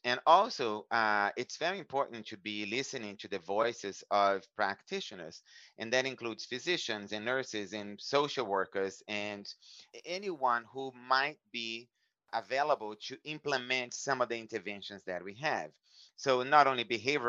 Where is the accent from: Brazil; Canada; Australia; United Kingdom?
Brazil; moved away as an adult; now in United States; growing up in Brazil